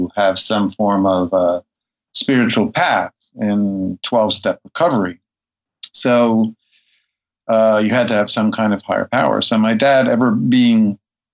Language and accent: English; New York City, New York, United States; also born or lived in Brooklyn, New York; I was born in the Upper West Side of Manhattan